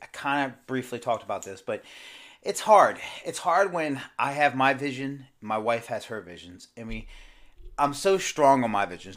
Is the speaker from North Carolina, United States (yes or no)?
no; Baltimore, Maryland, United States; moved away; I'm originally from Baltimore, Maryland